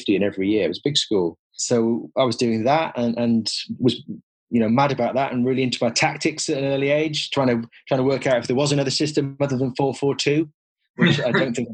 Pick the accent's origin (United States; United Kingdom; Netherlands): United Kingdom; Middlesbrough, North East England; moved away; Middlesbrough, which is my hometown